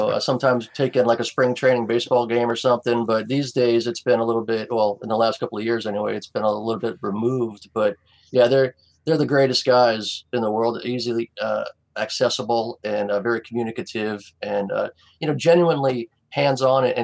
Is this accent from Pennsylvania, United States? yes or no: no; Southwest Florida, United States; I grew up in Southwest Florida